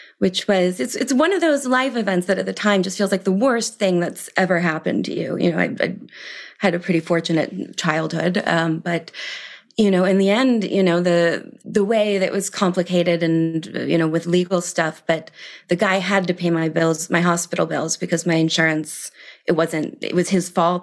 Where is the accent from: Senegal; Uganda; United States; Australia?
United States; Milwaukee, Wisconsin; moved away as an adult; also born or lived in London, United Kingdom; now in Paris, France; I grew up in Milwaukee, Wisconsin